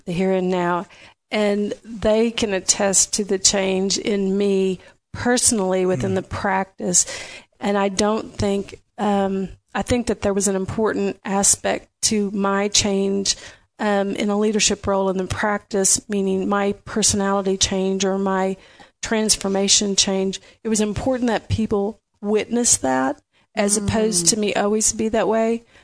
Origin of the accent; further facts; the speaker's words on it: Audubon, Iowa, United States; moved away as an adult; also born or lived in Kansas; now in Lubbock, United States; I grew up near Audubon, Iowa, southwest part of count part of the state.